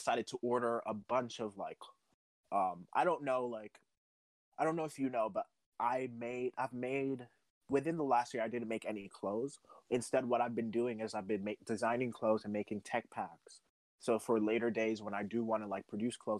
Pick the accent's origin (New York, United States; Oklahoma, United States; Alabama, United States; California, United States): New York, United States; New York City; I'm from the Bronx